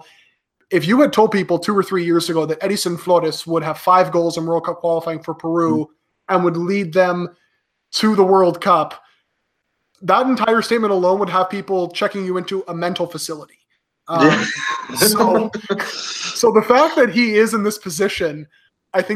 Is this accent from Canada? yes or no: yes; Canada; I'm Canadian born to a Peruvian immigrant